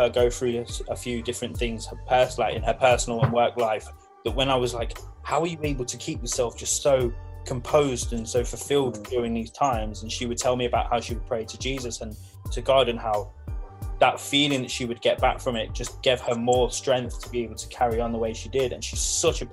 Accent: Leicester, East Midlands, United Kingdom; moved away; I'm originally from Leicester.

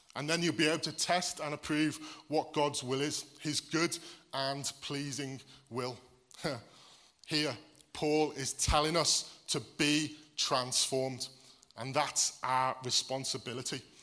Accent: Wales, United Kingdom; now in Wordsley, United Kingdom; I was born here in Wordsley, which makes me English. I'm admitting here, I'm from the Black Country. But I moved to Wales um, when I was eight. Um, and I lived there the majority of my life

